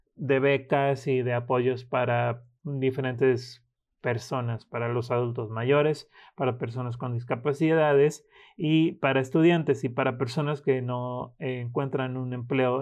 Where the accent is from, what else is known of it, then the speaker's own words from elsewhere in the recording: Michoacán, Mexico; somos los michoacanos